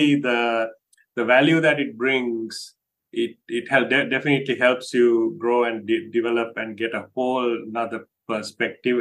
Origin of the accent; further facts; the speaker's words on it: Sri Lanka; moved away as an adult; now in United States; Grew up in Sri Lanka, and then after high school, came to the US in the late 80s